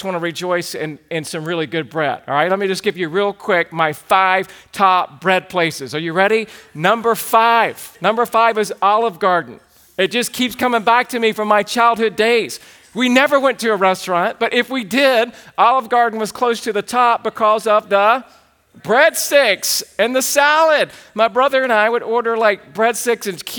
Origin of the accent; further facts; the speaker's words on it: the South, United States; now in Santa Clarita, United States; I grew up in the South.